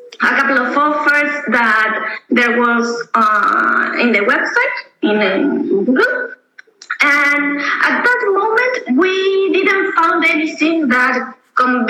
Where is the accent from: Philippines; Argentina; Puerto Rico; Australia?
Argentina; moved away as an adult; now in Berlin, Germany; we are from Argentina. We moving here to Berlin in January.